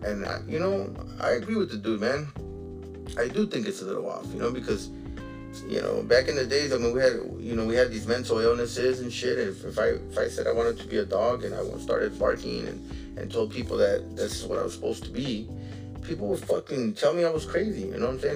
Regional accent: United States; I was born in this fucking country. You know what I'm saying? Like I'm an American citizen

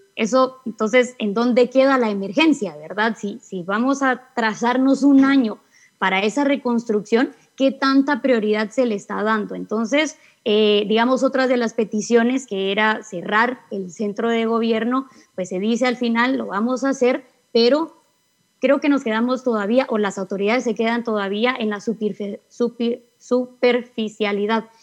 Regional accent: Guatemala

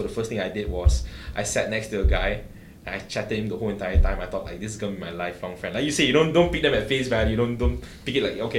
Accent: Malaysia; I'm Malaysian.

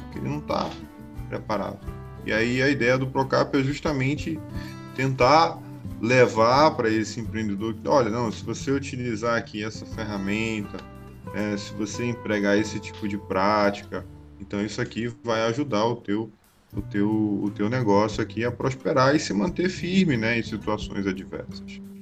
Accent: Belém, Pará, Brazil; now in Angicos, Brazil; eu sou natural de Belém do Pará

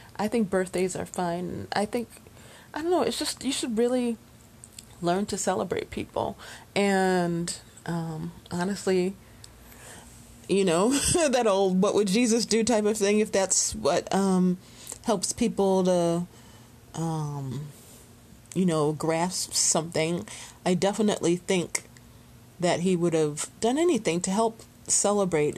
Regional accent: Chicago, Illinois, United States; after high school, we moved from Chicago to the suburbs

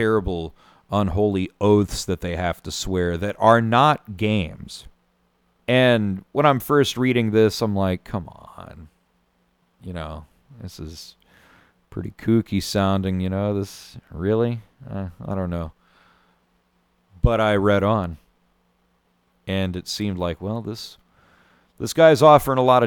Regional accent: Van Buren, Missouri, United States; where I grew up in Van Buren, Missouri

